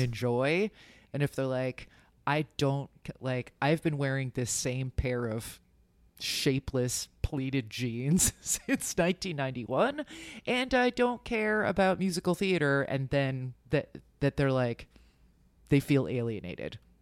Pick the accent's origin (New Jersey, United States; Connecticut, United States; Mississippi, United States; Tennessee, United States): New Jersey, United States; suburban; born or raised there